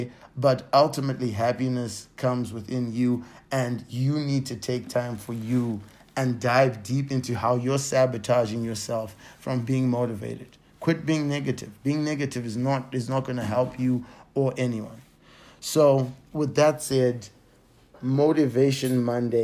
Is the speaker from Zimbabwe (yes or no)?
yes; Zimbabwe; moved away; I grew up in Zimbabwe